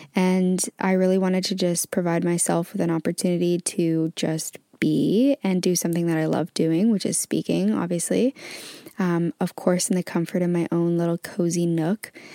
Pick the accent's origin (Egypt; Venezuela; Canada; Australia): Canada; now in England; I am currently actually located in England, but I'm originally from Canada.